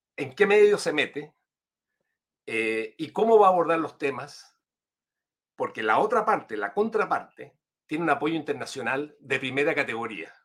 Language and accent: Spanish; Chile